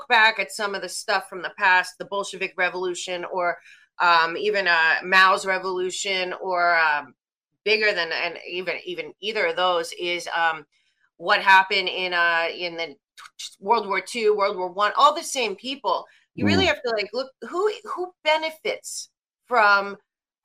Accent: Philadelphia, Pennsylvania, United States; I grew up in Philadelphia.

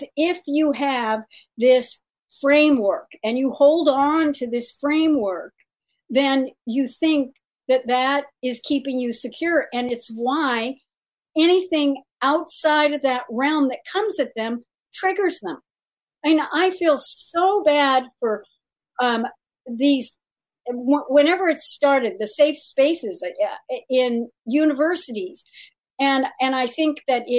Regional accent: around Disneyland, California, United States; I grew up around Disneyland

